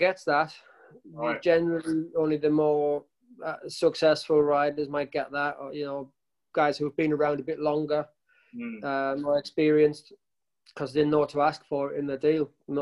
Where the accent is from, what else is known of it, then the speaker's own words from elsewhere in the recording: Sunderland, North East England, United Kingdom; now in the Midlands, United Kingdom; I live in the Midlands now. I'm from Sunderland originally